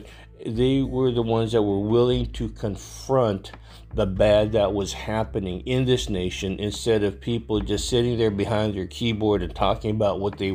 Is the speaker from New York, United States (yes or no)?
no; Texas, United States; my home state, great state of Texas